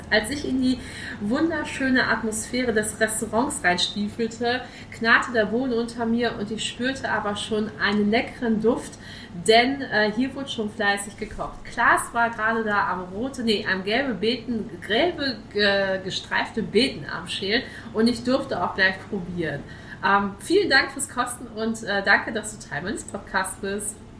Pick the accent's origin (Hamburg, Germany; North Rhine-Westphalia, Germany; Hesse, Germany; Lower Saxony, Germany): North Rhine-Westphalia, Germany; Ruhr area; moved away; also born or lived in Dithmarschen; Ich komme aus Ursprung aus dem Ruhrpott